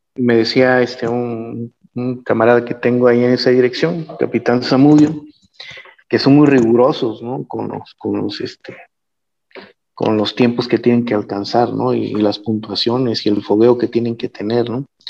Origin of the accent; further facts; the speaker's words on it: Mexico; nosotros como mexicanos